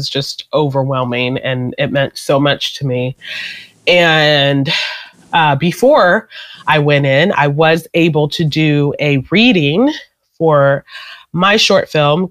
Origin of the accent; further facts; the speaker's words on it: Nigeria; I'm Nigerian.